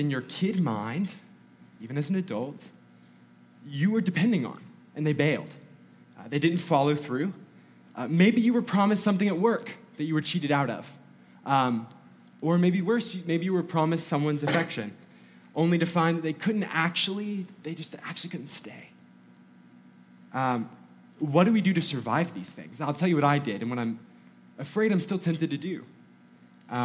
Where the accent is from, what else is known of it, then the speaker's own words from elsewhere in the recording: North Georgia, United States; I grew up in North Georgia